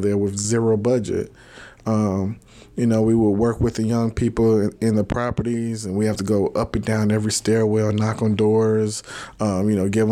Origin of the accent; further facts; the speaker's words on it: Robbins, Illinois, United States; I'm from Robbins. I always represent where I'm from.